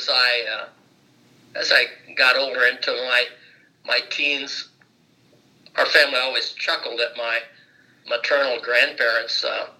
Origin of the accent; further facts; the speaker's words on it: Francesville, Indiana, United States; also born or lived in Rensselaer, Indiana; now in Fort Myers, United States; I grew up in Francisville, Indiana, which is a town of small town in Pulaski County, about 1,000 people or less.